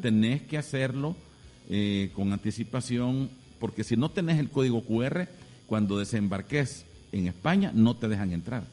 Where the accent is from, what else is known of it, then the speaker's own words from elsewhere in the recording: El Salvador; nosotros como buenos salvadoreños